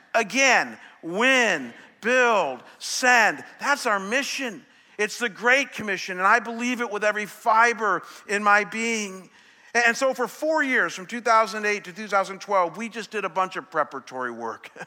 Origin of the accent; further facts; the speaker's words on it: Chagrin Falls, Ohio, United States; moved away; my hometown this morning, Chagrin Falls